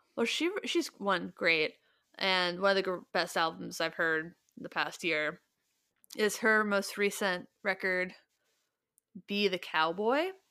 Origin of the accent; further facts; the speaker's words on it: Ohio, United States; We're all from Ohio